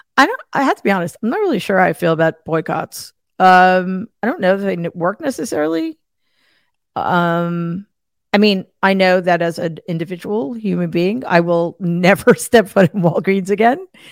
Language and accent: English; Northeast, United States; I'm from the Northeast